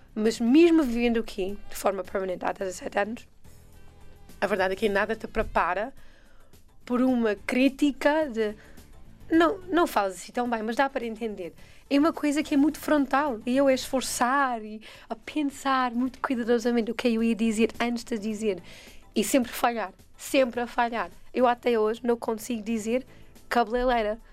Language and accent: Portuguese; United States; Portuguese is a second language; moved away as an adult; now in Portugal; sou americana